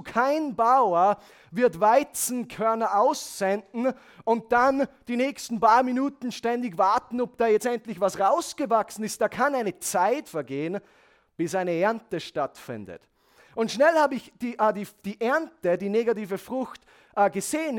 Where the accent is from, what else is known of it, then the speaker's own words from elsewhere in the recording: Handenberg, Upper Austria, Austria; Ich komme aus Handenberg